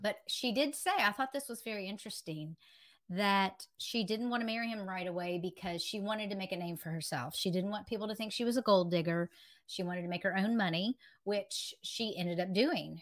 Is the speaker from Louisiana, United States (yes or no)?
no; West Virginia, United States; now in Myrtle Beach, United States; I'm originally from West Virginia.